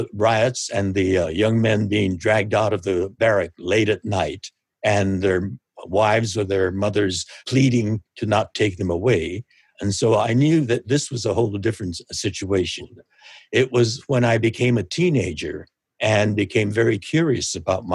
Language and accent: English; Los Angeles, California, United States; here in my hometown of Los Angeles